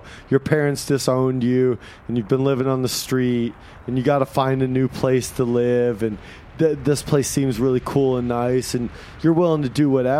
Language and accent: English; Indiana, United States; I was born and raised in Indiana.